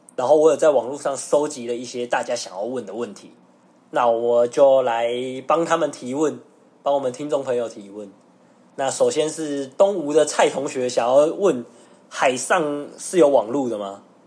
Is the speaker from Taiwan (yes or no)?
yes; Taiwan; 我们一般台湾人